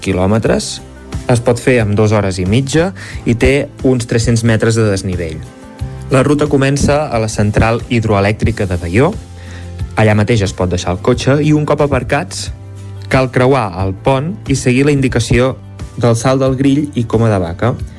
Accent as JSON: {"language": "Catalan", "town": "Campdevànol", "region": "Catalonia", "country": "Spain", "said": "sóc de Can de Bànol"}